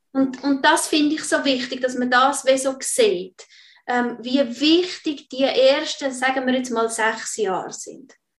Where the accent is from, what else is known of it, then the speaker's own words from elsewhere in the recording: Switzerland; bei uns in der Schweiz